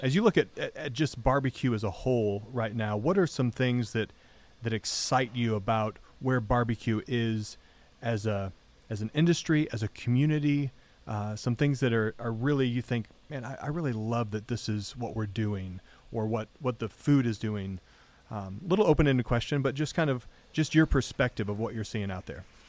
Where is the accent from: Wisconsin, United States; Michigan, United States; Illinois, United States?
Michigan, United States; moved away; growing up in Michigan